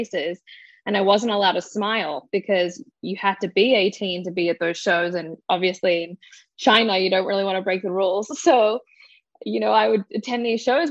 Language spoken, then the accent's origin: English; Australia; I grew up in Australia